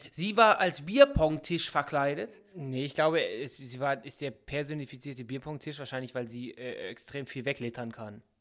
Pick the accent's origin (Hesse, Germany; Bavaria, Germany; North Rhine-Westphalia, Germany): North Rhine-Westphalia, Germany; Karneval heißt es bei uns in Nordrhein-Westfalen.